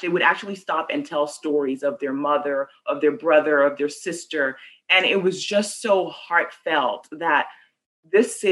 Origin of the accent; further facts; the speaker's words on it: Nigeria; now in San Antonio, United States; I'm from Nigeria